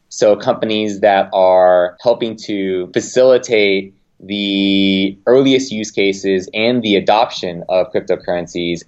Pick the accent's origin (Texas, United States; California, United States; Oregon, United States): California, United States; Los Angeles; moved away as an adult; now in Bay Area, United States; I grew up in Los Angeles.